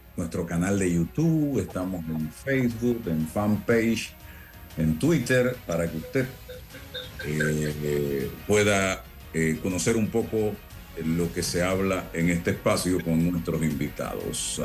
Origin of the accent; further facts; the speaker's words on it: Panama; yo soy panameño, amo mi país